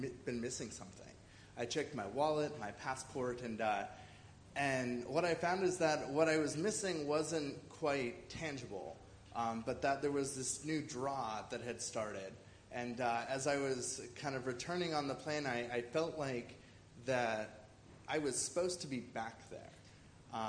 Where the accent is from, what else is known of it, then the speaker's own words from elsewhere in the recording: Bozeman, Montana, United States; moved away as an adult; now in China; I'm originally from the United States, specifically beautiful Bozeman, Montana.